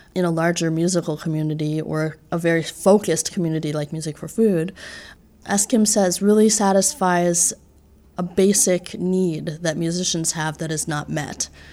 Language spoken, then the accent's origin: English; just outside New York City, United States; moved away as an adult; now in Boston, United States; I grew up in New York, just outside New York City, and have been living in Boston for the last six years